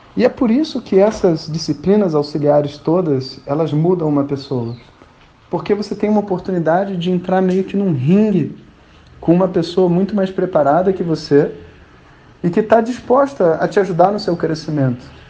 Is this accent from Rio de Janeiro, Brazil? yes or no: yes; Rio de Janeiro, Brazil; sou carioca e tava no Rio de Janeiro